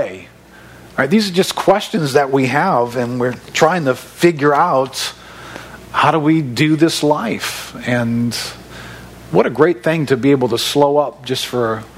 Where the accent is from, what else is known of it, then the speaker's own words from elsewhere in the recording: River Ridge, Louisiana, United States; now in Destrehan, United States; I grew up in River Ridge.